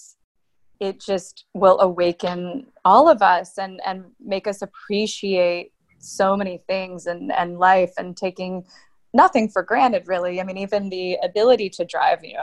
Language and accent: English; Atlanta, Georgia, United States; moved away; I grew up in Atlanta mostly, but I've lived in a couple different places